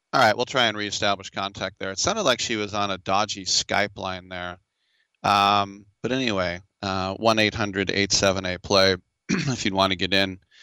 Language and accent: English; United States; as an American, we see that flag go up